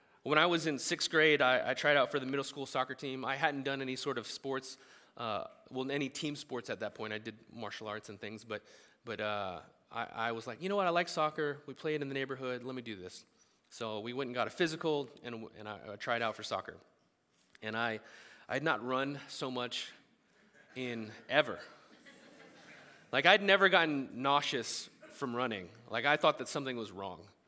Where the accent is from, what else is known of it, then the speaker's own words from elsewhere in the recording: United States; as American Christians